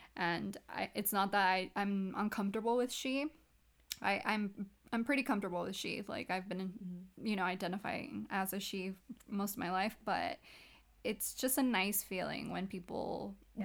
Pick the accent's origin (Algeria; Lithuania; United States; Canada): United States; California; We're from California